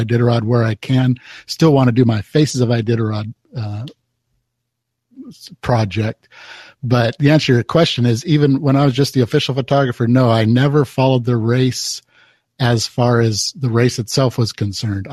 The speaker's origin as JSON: {"language": "English", "area": "Bay Area", "region": "California", "country": "United States", "tie": "born or raised there", "moved": "as an adult", "lives_now": "Anchorage, United States", "said": "I grew up in the Bay Area of California"}